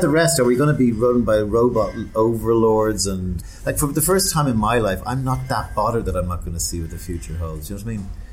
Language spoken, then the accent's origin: English; Dublin, Leinster, Ireland; in Dublin in the 70s when I was growing up